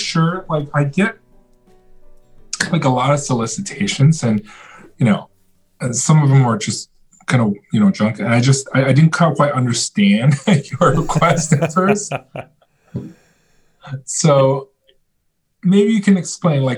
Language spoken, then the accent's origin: English; China; moved away; I was born in China. I have some relatives